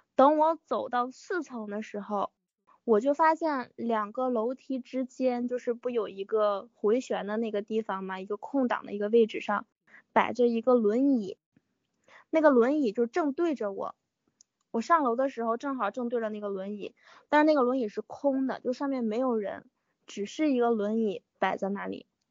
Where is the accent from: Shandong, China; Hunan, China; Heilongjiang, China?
Heilongjiang, China; Daqing; now in Beijing, China; 我目前在北京，然后我老家也是大庆的